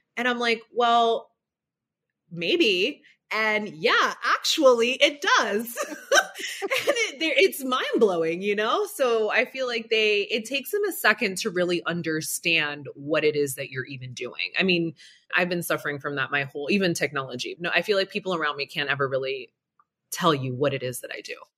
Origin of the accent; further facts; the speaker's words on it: Broward County, South Florida, United States; I grew up very extremely humble beginnings down here in sunny South Florida, Broward County to be exact